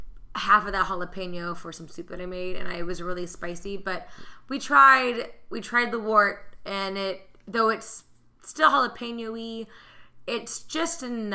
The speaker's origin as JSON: {"language": "English", "region": "Texas", "country": "United States", "moved": "yes", "lives_now": "Tampa, United States", "said": "I am not a Floridian. I'm a Texan."}